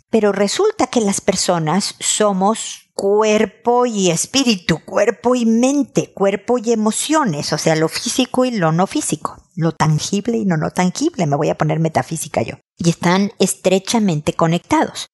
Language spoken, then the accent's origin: Spanish; Mexico; moved away as an adult; also born or lived in United States; now in Chile; yo estoy en Chile siendo mexicana